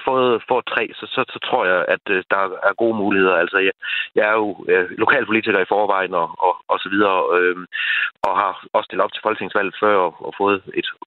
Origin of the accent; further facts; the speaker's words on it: Djursland, Central Denmark Region, Denmark; jeg kommer fra Djursland af